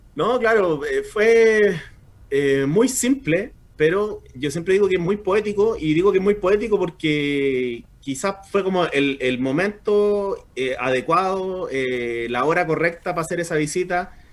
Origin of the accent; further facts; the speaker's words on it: Chile; soy chileno